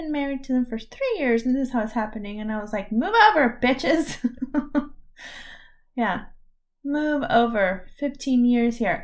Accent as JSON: {"language": "English", "country": "United States", "said": "my stupid American card"}